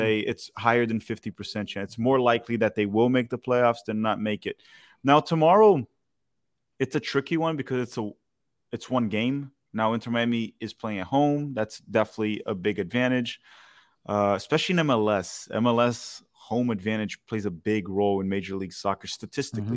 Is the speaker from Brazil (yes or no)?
yes; Brazil; I'm from Brazil.